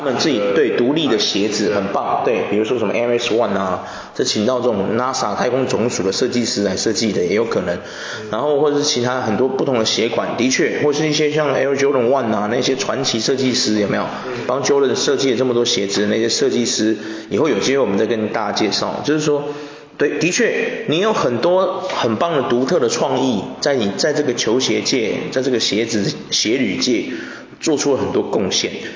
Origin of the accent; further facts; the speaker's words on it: Taiwan; 我们台湾人应该是这样，我们台湾人的台台那种 fashion 应该是这样的。